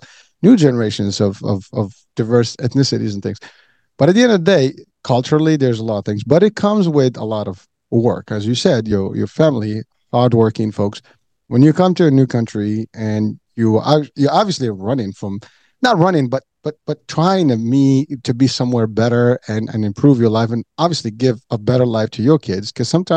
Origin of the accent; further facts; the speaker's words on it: Morocco; now in United States; I'm originally from Morocco